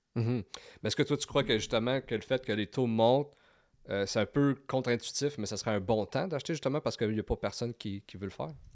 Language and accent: French; Val-d'Or, Quebec, Canada; now in Gatineau, Canada; on vient de Val d'Or